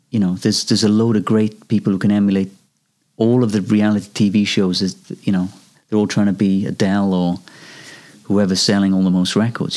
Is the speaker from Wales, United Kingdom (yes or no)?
yes; Wales, United Kingdom; I come from Wales and we've got a tradition of Welsh male voice choirs.